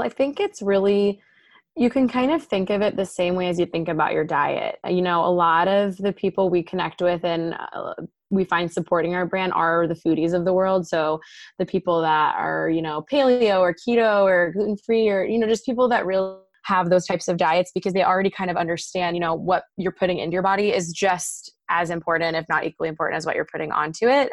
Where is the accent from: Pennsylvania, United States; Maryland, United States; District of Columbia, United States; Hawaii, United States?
Maryland, United States; moved away as an adult; now in Southern California, United States; I'm actually from Maryland originally on the East Coast